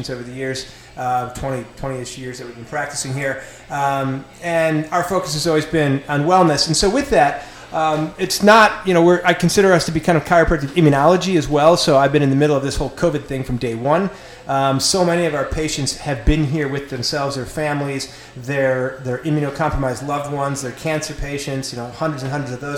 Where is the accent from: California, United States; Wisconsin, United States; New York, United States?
New York, United States; Lockport; now in Marietta, United States; I'm obviously from Buffalo area. I'm Lockport, New York. Lived here for 25 years